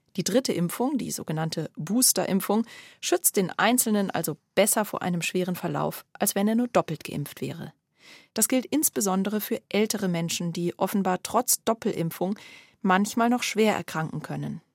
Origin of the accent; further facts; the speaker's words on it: Germany; Bei uns in Deutschland